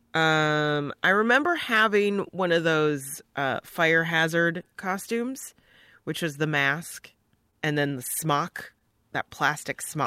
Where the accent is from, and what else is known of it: Joliet, Illinois, United States; born or raised there; also born or lived in Hinsdale, Illinois / Bolingbrook, Illinois